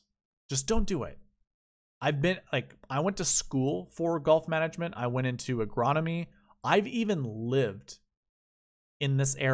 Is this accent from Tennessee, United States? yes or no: no; Minnesota, United States; moved away; I'm from Minnesota.